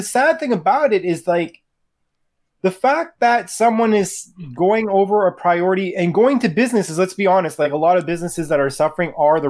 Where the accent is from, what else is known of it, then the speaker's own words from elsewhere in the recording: Quebec, Canada; one thing in Quebec is that although we are supposed to be a bilingual province.